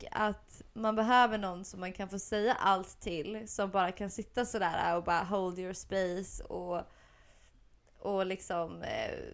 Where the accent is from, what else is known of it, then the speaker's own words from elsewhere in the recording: Gotland, Sweden; accent: gotländska; Men jag har ju velat snacka gotländska så jävla länge så nu, har, nu har det fan kommit av sig själv.